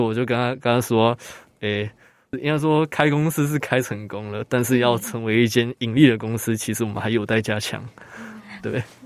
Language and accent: Chinese; Taoyuan, Taiwan; moved away as an adult; now in Hualien, Taiwan; 我是本籍生，我是住桃园